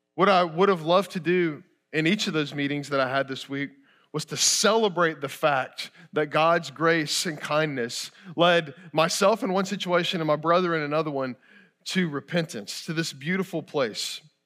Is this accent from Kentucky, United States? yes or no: yes; Kentucky, United States; moved away; I grew up in Kentucky, I bleed blue, go Cats